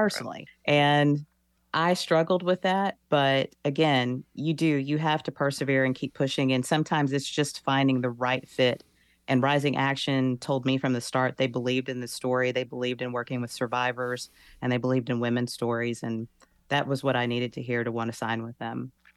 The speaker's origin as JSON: {"language": "English", "region": "Texas", "country": "United States", "tie": "born or raised there", "said": "I'm from the South, I'm from Texas, I'm born and raised in the Bible Belt"}